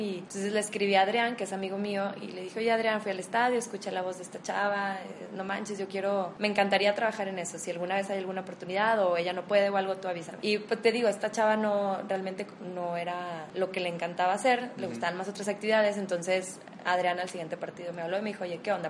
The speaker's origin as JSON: {"language": "Spanish", "town": "Torreón", "region": "Coahuila", "country": "Mexico", "tie": "born or raised there", "said": "Soy de aquí de Torreón"}